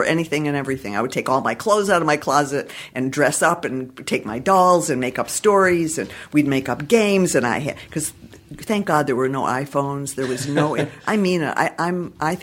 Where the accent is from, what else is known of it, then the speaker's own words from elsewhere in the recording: Detroit, Michigan, United States; now in Los Angeles, United States; I'm from Detroit originally